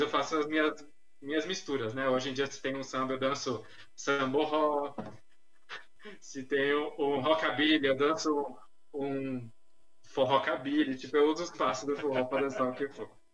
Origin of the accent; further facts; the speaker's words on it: São Paulo, Brazil; eu sou nascido, na verdade, na fronteira ali, São Paulo-Guarulhos, então, sou da cidade de São Paulo.